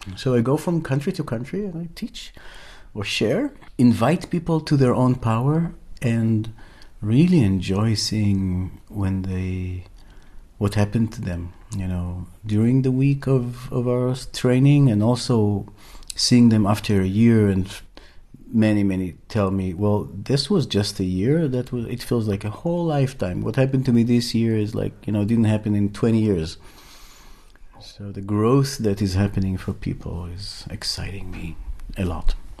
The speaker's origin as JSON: {"language": "English", "country": "Israel", "tie": "born or raised there", "moved": "as an adult", "said": "I was born in Israel and um, raised there, but today I'm traveling around this beautiful planet"}